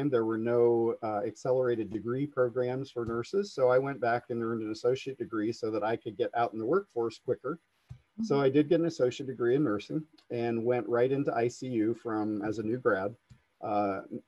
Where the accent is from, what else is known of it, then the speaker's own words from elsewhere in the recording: Coshocton, Ohio, United States; to work here in my hometown